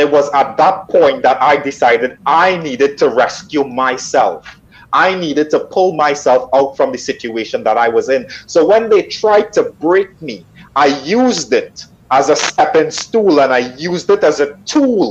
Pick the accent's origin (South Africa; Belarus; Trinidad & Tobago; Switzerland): Trinidad & Tobago; moved away; I'm originally from Trinidad in the Caribbean